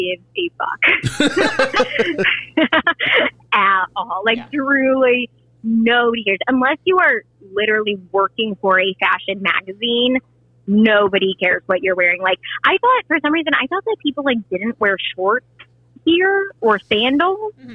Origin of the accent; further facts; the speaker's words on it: St. Louis, Missouri, United States; moved away; also born or lived in Indiana; I didn't grow up in Indiana. I'm from St. Louis originally.